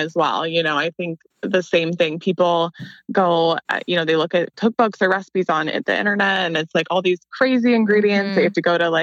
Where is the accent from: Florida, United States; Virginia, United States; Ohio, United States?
Ohio, United States; Columbus; I'm from Columbus too